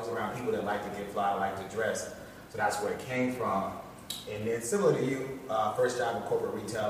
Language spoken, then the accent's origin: English; Chicago, Illinois, United States; moved away; also born or lived in Ohio; I was born in Chicago. Chicago, University of Chicago, West Side, Maxwell Street. That's when all the old school suit shops is. And I moved to Ohio